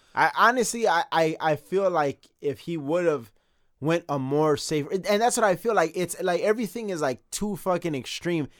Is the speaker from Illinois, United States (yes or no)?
yes; Chicago, Illinois, United States; we are from Chicago